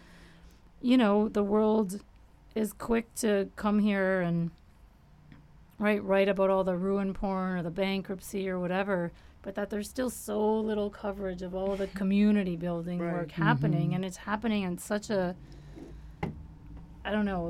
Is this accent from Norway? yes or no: no; Windsor, Ontario, Canada; I grew up in Windsor, so I was close to Detroit